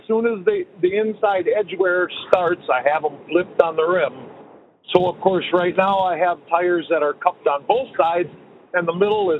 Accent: Wisconsin, United States; I am from Wisconsin, but I'm in Wyoming.

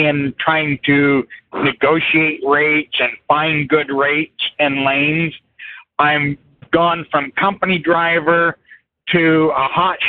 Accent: Salt Lake City, Utah, United States; My hometown is Salt Lake City, Utah

